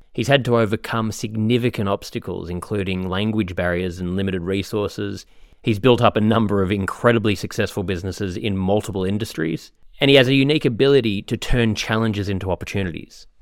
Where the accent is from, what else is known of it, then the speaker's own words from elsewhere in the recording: Australia; moved away; I'm from Australia